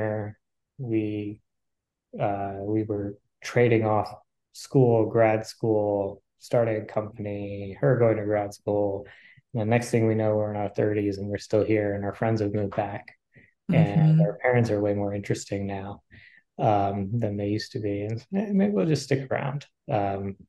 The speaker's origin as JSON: {"language": "English", "town": "Raleigh", "region": "North Carolina", "country": "United States", "tie": "born or raised there", "said": "Born and raised in Raleigh, North Carolina"}